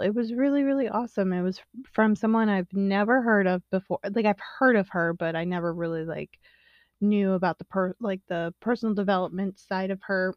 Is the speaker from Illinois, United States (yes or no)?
yes; Illinois, United States; also born or lived in the South; I grew up in the Illinois area.